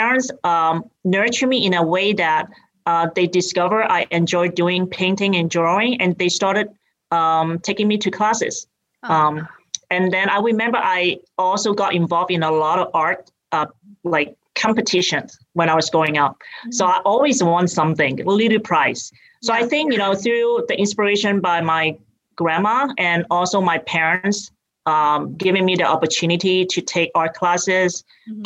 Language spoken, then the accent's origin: English; Hong Kong; accent: British; moved away as an adult; now in United States; I grew up in Hong Kong, and I came here when I went to college.